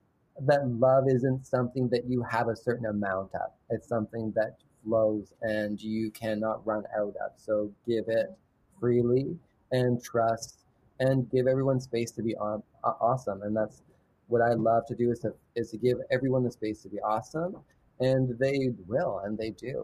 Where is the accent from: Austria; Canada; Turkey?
Canada; London, Ontario; I was raised in London, Ontario.